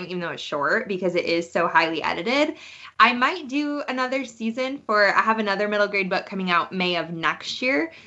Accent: Madison, Wisconsin, United States; also born or lived in Milwaukee suburbs, Wisconsin; Proud Wisconsin Badger is born and raised in Wisconsin. Man, I grew up in Madison

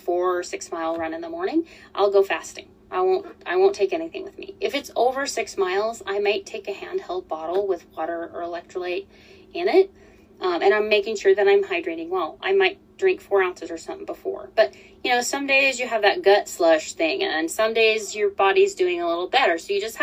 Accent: Colorado, United States; moved away as an adult; also born or lived in Utah; I'm from Colorado.

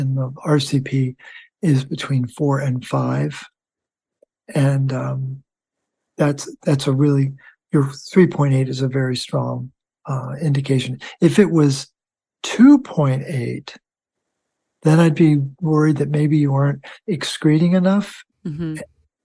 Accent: Baltimore, Maryland, United States; I'm from Baltimore, nicknames Baltimorely, worship at the altar of Hopkins

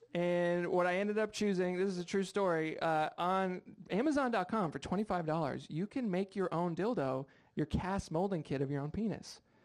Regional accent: Rhode Island, United States; now in Seattle, United States; I'm from uh, Rhode Island

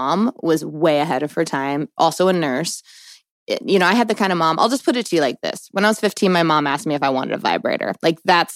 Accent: East Coast, United States; I grew up on the East Coast

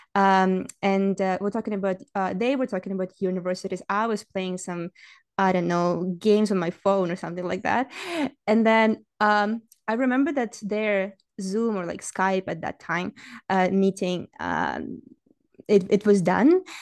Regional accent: Saint Petersburg, Russia; English is a second language; moved away as an adult; now in Canada; I didn't grow up in Canada. I grew up in Russia. Uh, I, my, my hometown, my home city is, uh, Saint Petersburg

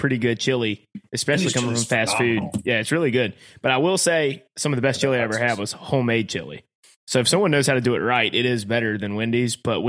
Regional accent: North Carolina, United States; as a North Carolinian

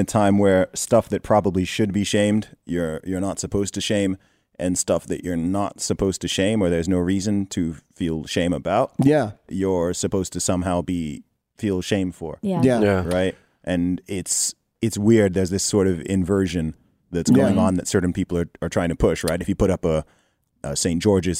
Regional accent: Saudi Arabia; I mean, I grew up in Saudi Arabia and I was in the Boy Scouts.

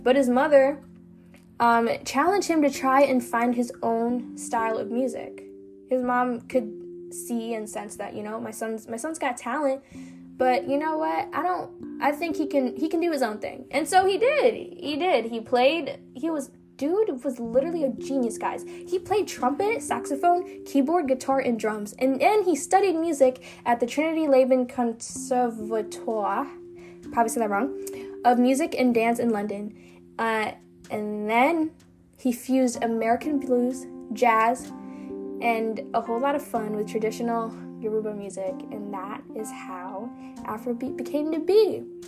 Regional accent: United States; also born or lived in Kenya; I grew up in the US

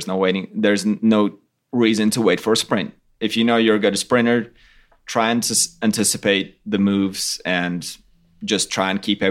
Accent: Latvia; we're from Latvia. It's totally flat

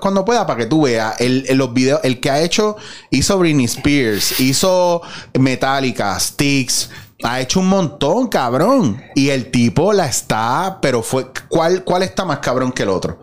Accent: Puerto Rico; nosotros como puertorriqueños

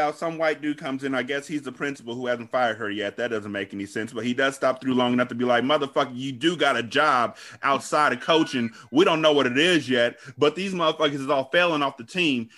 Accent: California, United States; I'm from California

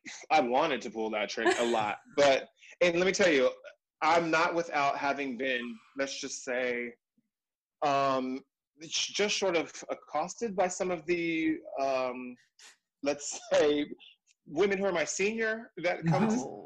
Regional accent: San Diego, California, United States; San Diego, so Southern Diego, California

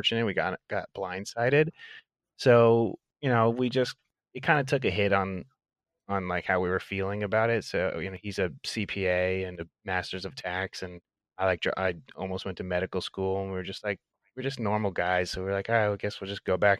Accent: Miami, Florida, United States; I'm from Miami

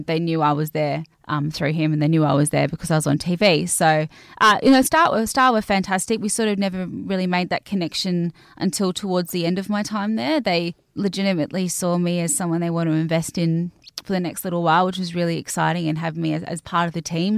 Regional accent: Cairns, Queensland, Australia; I grew up in Cairns in North Queensland

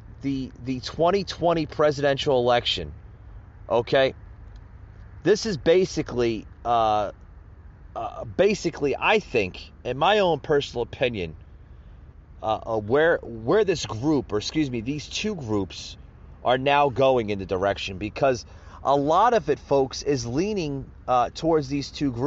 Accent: United States

